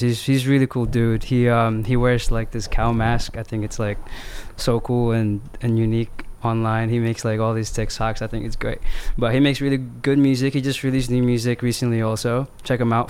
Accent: New Jersey, United States; I am a songwriter from New Jersey

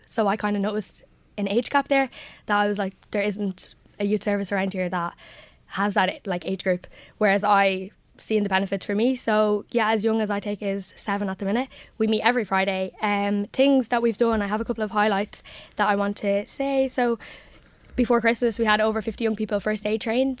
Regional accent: Drogheda, County Louth, Ireland; I come from Finian, so it's kind of the heart of the community

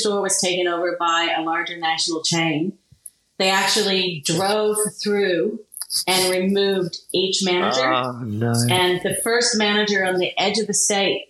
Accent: Kansas, United States; moved away as an adult; also born or lived in Sydney, Australia; now in Australia; I was born and raised in Kansas

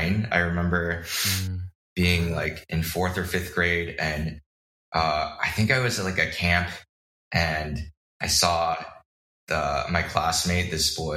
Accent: Bay Area, East Bay, California, United States; I grew up in the Bay Area and the Deep East Bay

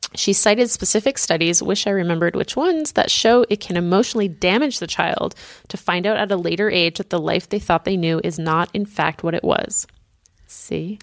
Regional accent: Boston, Massachusetts, United States; it's my hometown

